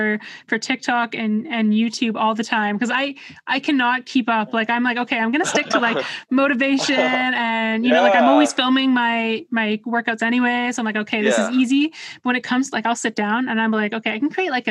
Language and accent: English; Vancouver, British Columbia, Canada; now in Ottawa, Canada; I was born in Vancouver. So I have a lot of family there